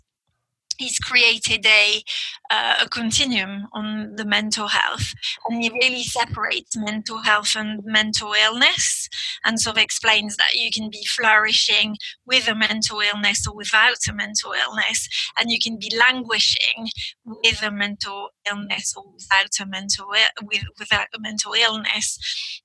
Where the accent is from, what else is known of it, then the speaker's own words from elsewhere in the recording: France; first language French; English is a second language; now in United Kingdom; I grew up in France and, you know, now I live in the UK, but so my first language is French